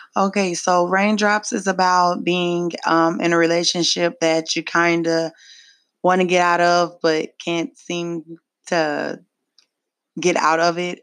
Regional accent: Pontiac, Michigan, United States; now in Memphis, United States; I am originally from Pontiac, Michigan. I do reside here in Memphis, Tennessee

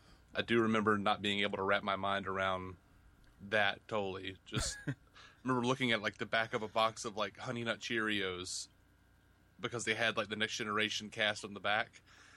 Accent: Montgomery, Alabama, United States; Montgomery, Alabama.

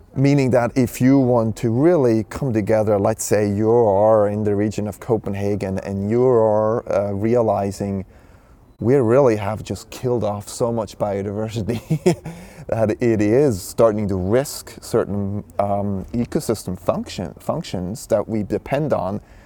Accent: Switzerland; I was born and raised in Switzerland

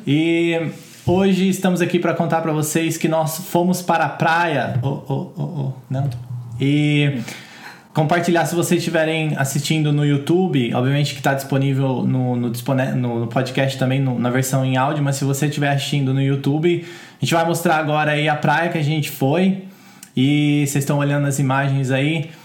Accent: Brazil; moved away as an adult; now in United Kingdom; a gente vem do Brasil

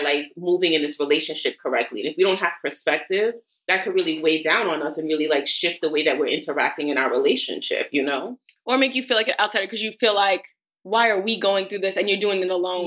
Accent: New York City, New York, United States; also born or lived in Queens; I'm from Brooklyn born and raised and everything, except I go to sleep in Queens and I currently live in Queens

